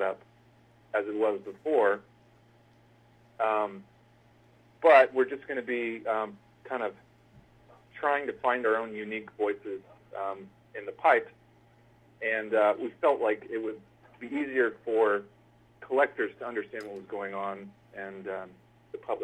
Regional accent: Central Valley, California, United States; I grew up in basically the... I hesitate to use scatological terminology on a family show, but it's the bum crack of California. It's right in the middle. It's the agricultural section.

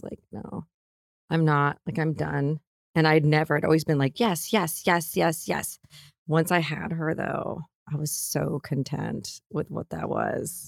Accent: Minneapolis, Minnesota, United States; moved away as an adult; also born or lived in Boulder, Colorado / London; now in Los Angeles, United States; I grew up there all my years. I think I moved there when I was we moved there when I was five.

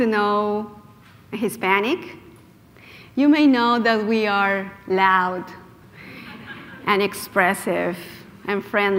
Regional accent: Lima, Peru; moved away as an adult; also born or lived in Washington, D.C.; now in United States; I was born in 68. I grew up in Peru during the time of terrorism and huge corruption and narco traffic.

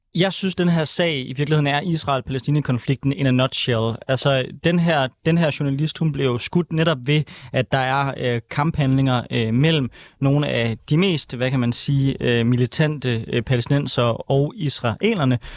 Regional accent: Aarhus, Central Denmark Region, Denmark; jeg er jo fra Aarhus

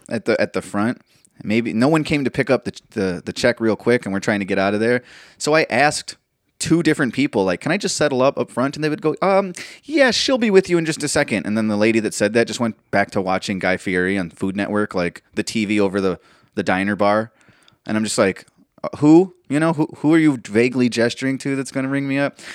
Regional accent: Austin, Texas, United States; I'm from Austin, baby, I'm from Texas

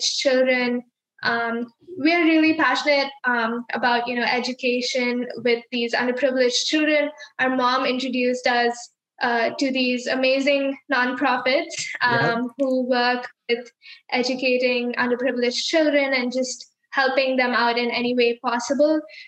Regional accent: India; moved away; We were born here. And I think 3 years after living here, we moved back to India.

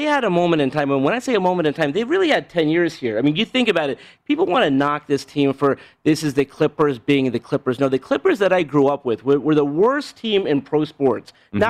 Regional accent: Los Angeles, California, United States; I grew up in Los Angeles. My parents would make the drive to Las Vegas.

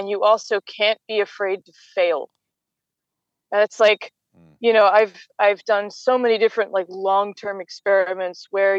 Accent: United States; as an American

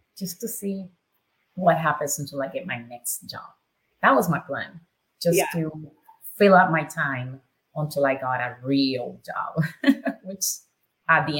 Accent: Nicaragua; English is a second language; moved away as an adult; now in United States; Born and raised in Nicaragua

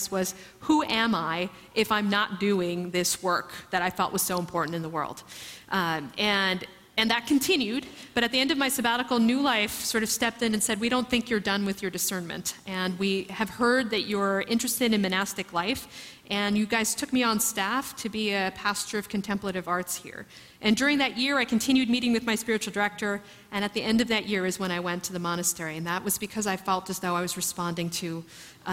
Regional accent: New York, United States; also born or lived in Philadelphia; I was raised in New York from the time I was 8

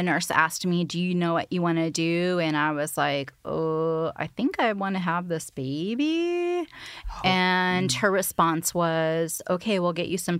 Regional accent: Texas, United States; So I'm from Texas

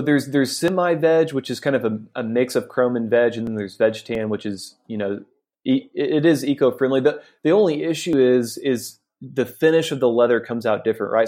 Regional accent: Arkansas, United States; moved away as an adult; now in India; I'm from the States. I went to the University of Arkansas.

